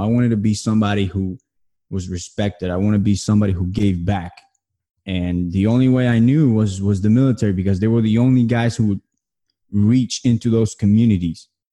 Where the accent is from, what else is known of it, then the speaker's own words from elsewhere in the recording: New Jersey, United States; moved away; I'm originally from New Jersey.